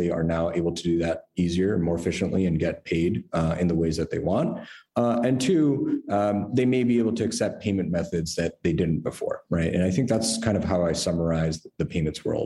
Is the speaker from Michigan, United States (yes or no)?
no; New York, United States; moved away as an adult; also born or lived in San Francisco; I'm originally a New Yorker, you know, here my whole life